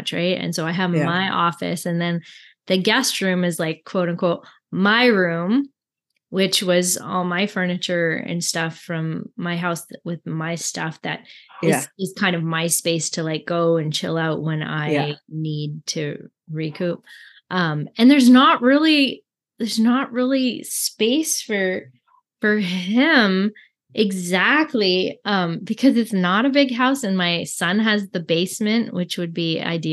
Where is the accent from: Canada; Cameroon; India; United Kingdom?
Canada; I'm French Canadian